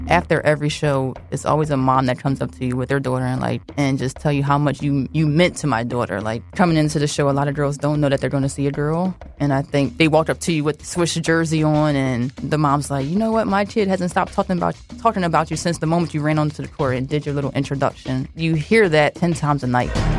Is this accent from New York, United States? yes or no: no; Philadelphia, Pennsylvania, United States; also born or lived in Delaware; I grew up in Philadelphia, but for some reason in eighth grade, I went to school in Delaware